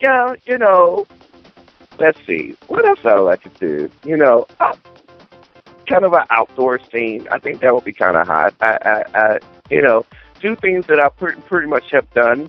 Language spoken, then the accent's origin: English; the South, United States; I'm from the South